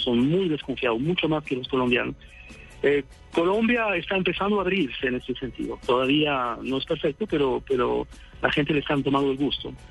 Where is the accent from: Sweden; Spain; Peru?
Sweden; yo soy sueco.